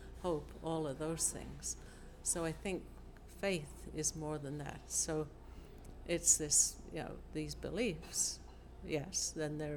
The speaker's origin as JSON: {"language": "English", "region": "England", "country": "United Kingdom", "tie": "born or raised there", "also_born_or_lived": "Australia / Adelaide", "moved": "yes", "said": "I grew up in England, and then my parents emigrated to Australia."}